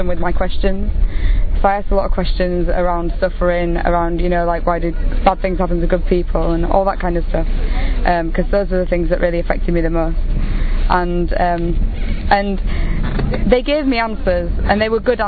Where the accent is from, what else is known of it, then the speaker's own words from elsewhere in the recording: England, United Kingdom; I am 22 from England